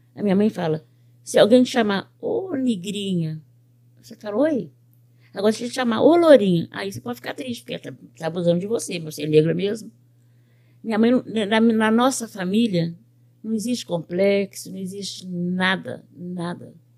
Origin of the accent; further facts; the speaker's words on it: Belo Horizonte, Minas Gerais, Brazil; moved away as an adult; now in United States; Eu sou de Belo Horizonte. Eu nasci no bairro do Horto, na rua Pitangui, 2004.